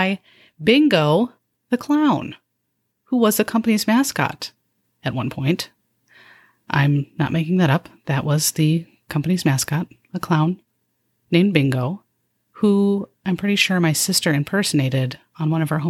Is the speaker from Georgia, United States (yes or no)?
no; Downers Grove, Illinois, United States; born or raised there